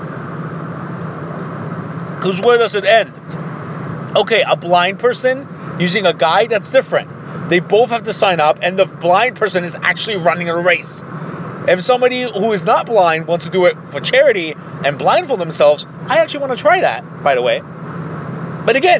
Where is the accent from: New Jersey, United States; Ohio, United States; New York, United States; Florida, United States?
Ohio, United States; I'm from Ohio